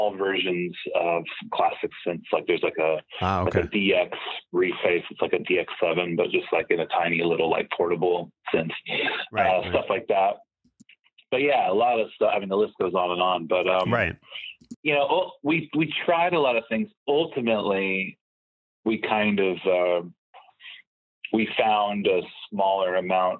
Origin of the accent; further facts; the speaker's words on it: Palm Springs, California, United States; now in Los Angeles, United States; Palm Springs, California.